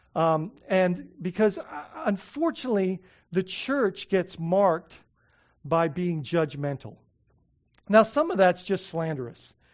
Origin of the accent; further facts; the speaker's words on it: Bahamas; moved away; when I was growing up in the Bahamas